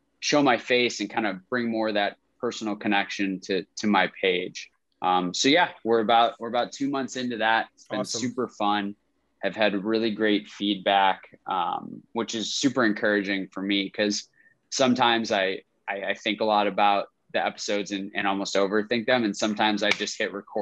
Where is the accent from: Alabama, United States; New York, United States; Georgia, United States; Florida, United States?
New York, United States; Rochester; I'm from Rochester, upstate New York